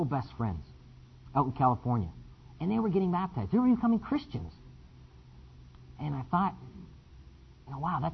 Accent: Windsor, Ontario, Canada; I'm from Windsor, Canada.

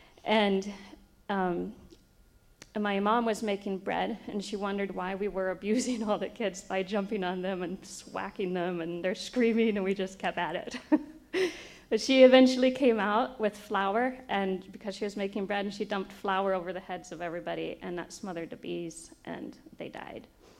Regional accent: Brazil; And I grew up in Brazil.

